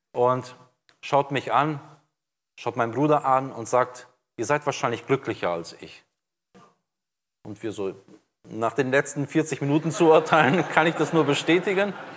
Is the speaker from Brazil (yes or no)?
yes; Brazil; now in Germany; ich bin jetzt seit 93 in Deutschland, bin in Brasilien geboren, aufgewachsen